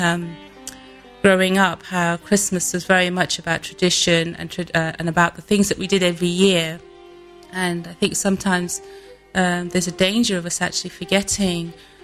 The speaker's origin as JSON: {"language": "English", "country": "United Kingdom", "tie": "born or raised there", "also_born_or_lived": "India", "said": "I grew up in this country predominantly. We came here when I was 5 years old, so I'm probably more British than I am Indian"}